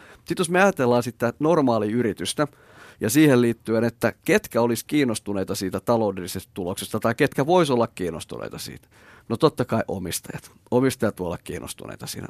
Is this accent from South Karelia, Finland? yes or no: yes; Imatra, South Karelia, Finland; now in Espoo, Finland; mä ollaan Petterin kanssa molemmat Imatralta kotosi